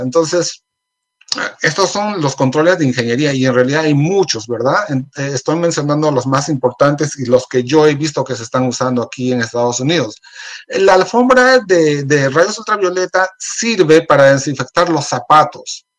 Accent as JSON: {"language": "Spanish", "country": "Peru", "moved": "yes", "said": "hablo de Perú porque soy, soy de Perú"}